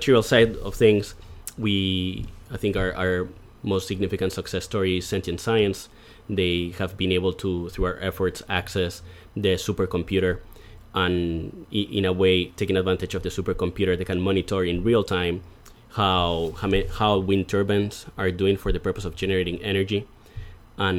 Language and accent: English; Madrid, Community of Madrid, Spain; moved away as an adult; also born or lived in New York City; now in Buffalo, United States; I am from Madrid in Spain